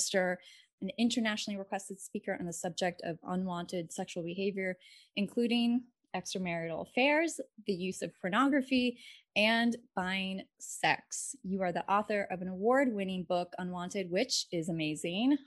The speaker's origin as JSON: {"language": "English", "town": "New Smyrna Beach", "region": "Florida", "country": "United States", "tie": "born or raised there", "moved": "yes", "lives_now": "Brooklyn, United States", "said": "I grew up about 20 minutes away from you in New Smyrna Beach"}